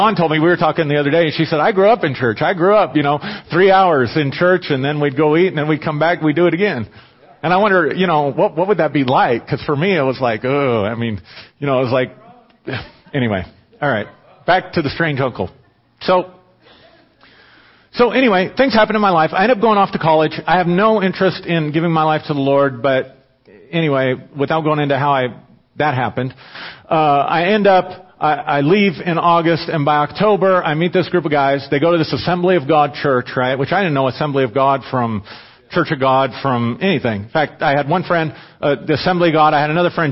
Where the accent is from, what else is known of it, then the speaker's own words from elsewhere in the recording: Pueblo, Colorado, United States; I'm from Pueblo